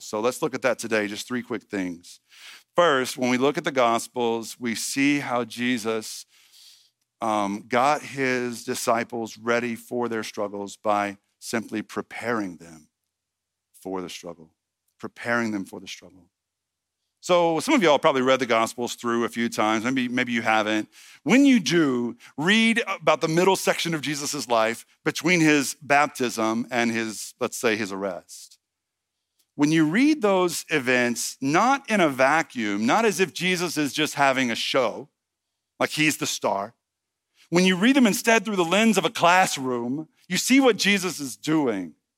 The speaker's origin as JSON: {"language": "English", "town": "Red Lick", "region": "Texas", "country": "United States", "moved": "yes", "said": "I'm from Red Lick, Texas"}